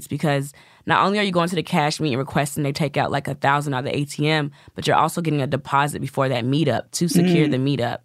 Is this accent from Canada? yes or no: no; the South, United States; I'm from the South. So I have the sweet Southern Belle thing